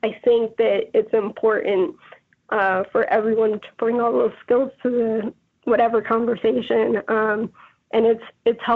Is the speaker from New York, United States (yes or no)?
no; Georgia, United States; now in Chicago, United States; growing up in Georgia